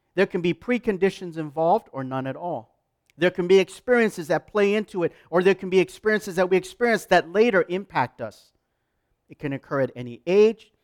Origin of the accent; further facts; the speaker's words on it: Canada; I'm proud as a Canadian